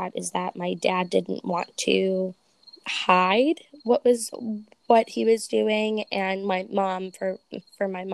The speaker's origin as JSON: {"language": "English", "region": "New Jersey", "country": "United States", "said": "I'm from Jersey"}